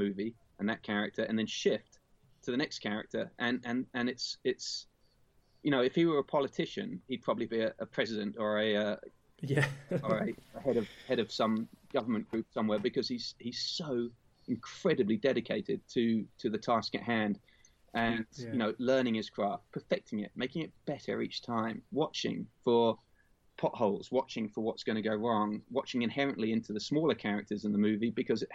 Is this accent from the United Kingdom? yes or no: yes; England, United Kingdom; moved away as an adult; now in United States; I'm English. I've spent more of my adult life in the US